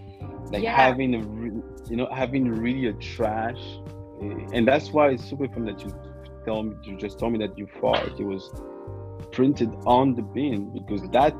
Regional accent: French West Indies, France; And I'm from the West Indies, you know. And in the West Indies, in the French West Indies, they have a saying, like, nom c'est chien, which basically like means men are dogs.

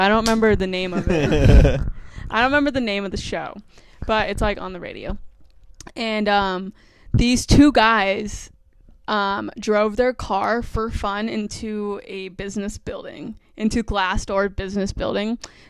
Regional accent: New York, United States; also born or lived in South Carolina / Florida; I'm from New York.

